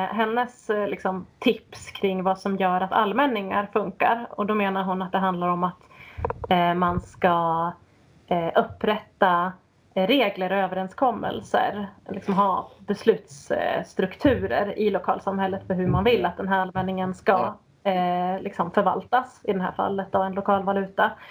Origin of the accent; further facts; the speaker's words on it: Sweden; som svensk